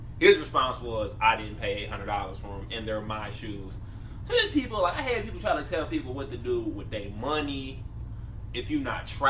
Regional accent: Chicago, Illinois, United States; I'm from Chicago.

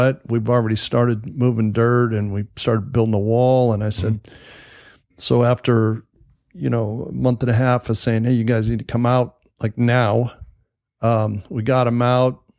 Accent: California, United States; moved away; I'm originally from California, and we were pretty good sized contractors out there.

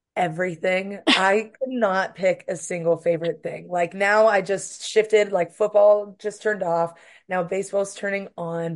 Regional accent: Pittsburgh, Pennsylvania, United States; moved away as an adult; now in Oxford, Mississippi, United States; I'm from Pittsburgh, Pennsylvania

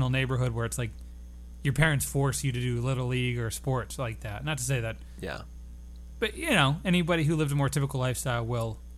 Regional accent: United States; as an American

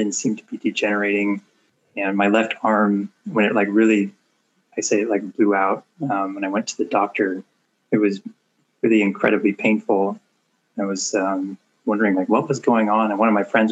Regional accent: Portland, Oregon, United States; I'm from Portland, Oregon. Been here all my life

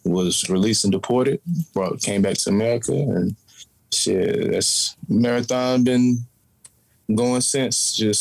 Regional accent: Smyrna, Georgia, United States; I'm from Smyrna, Georgia. It's right outside of Atlanta, northwest of Atlanta. Raised out there

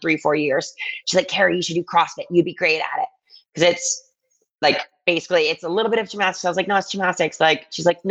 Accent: Ann Arbor, Michigan, United States; moved away as an adult; also born or lived in New York City; I was born and raised in Ann Arbor, Michigan, and that's where I ended up going to school

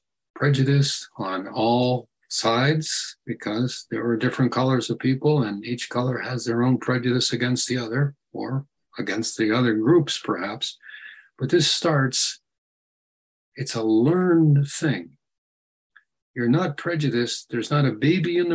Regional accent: United States; because I'm an American

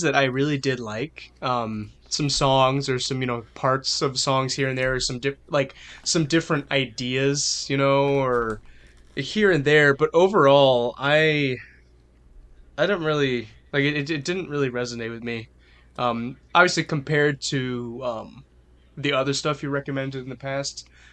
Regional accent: New Orleans, Louisiana, United States; I'm from New Orleans. I grew up listening to this music all the time

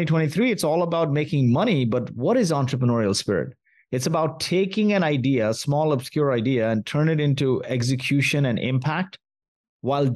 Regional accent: Kuwait; moved away; also born or lived in India / Mumbai, India; I was born in Kuwait

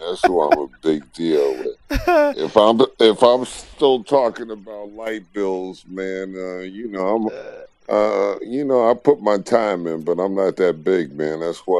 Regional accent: New York City, New York, United States; I'm from New York, Queens, man.

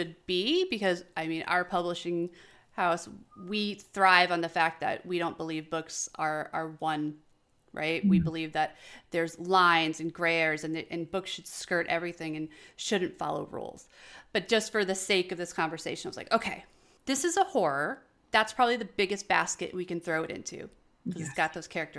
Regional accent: New York, United States; myself from New York

